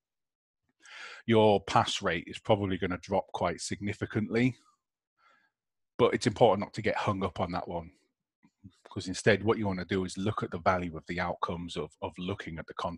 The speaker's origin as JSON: {"language": "English", "country": "United Kingdom", "said": "as the British public"}